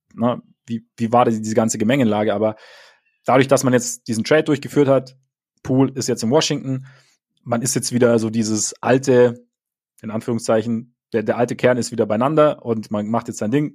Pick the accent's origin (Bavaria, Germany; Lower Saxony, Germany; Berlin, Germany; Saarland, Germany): Bavaria, Germany; bei uns in Bayern